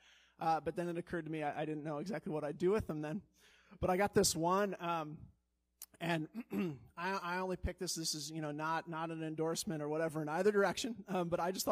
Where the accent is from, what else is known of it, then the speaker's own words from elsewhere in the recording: Colorado, United States; also born or lived in Chicago; now in Wisconsin, United States; I grew up in Colorado